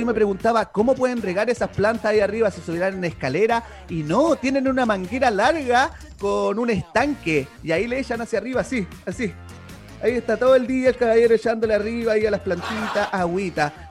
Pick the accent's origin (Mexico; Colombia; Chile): Chile; somos chilenos